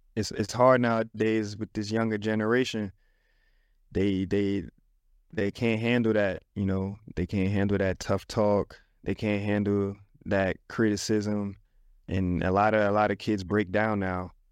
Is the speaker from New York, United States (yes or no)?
yes; New York City, New York, United States; I'm an inner city kid. I come from the Bronx.